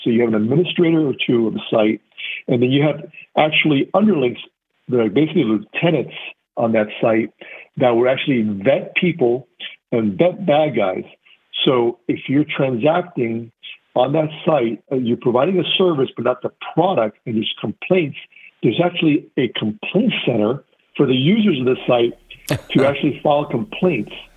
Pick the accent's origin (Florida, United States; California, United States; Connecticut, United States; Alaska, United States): Florida, United States; Miami; Grew up in the Miami area from uh, Cuban parents, immigrants, first generation American